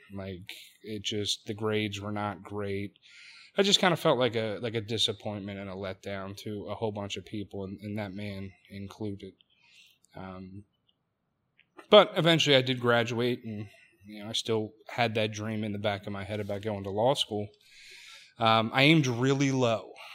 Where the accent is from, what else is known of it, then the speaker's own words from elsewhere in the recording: Delaware County, Pennsylvania, United States; I'm from Delaware County, Pennsylvania, not too far from, from where we sit